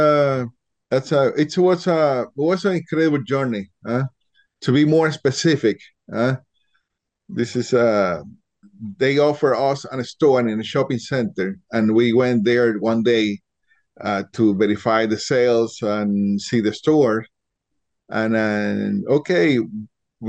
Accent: Puerto Rico; Puerto Rico

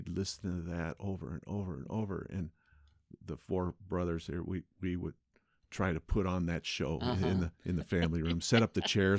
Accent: West Covina, California, United States; West Covina, California.

